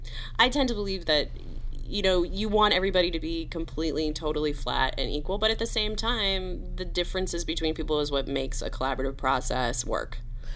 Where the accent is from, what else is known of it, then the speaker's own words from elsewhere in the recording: the South, United States; Vince and I grew up in the South.